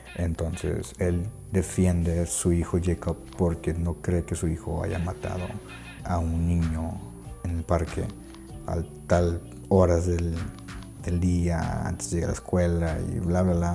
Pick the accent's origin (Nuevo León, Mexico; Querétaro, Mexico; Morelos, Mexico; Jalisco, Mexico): Nuevo León, Mexico; Monterrey; soy de Monterrey, Nuevo León, México.